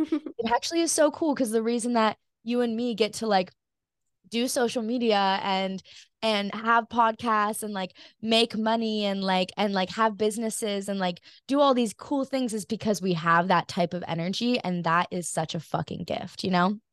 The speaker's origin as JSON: {"language": "English", "region": "Hawaii", "country": "United States", "tie": "born or raised there", "said": "growing up in Hawaii"}